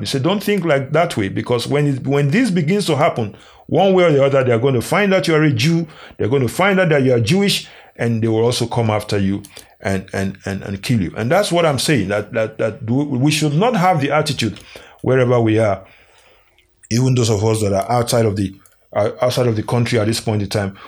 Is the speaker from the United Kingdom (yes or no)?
no; Nigeria; Nigeria, uh, which is my home country.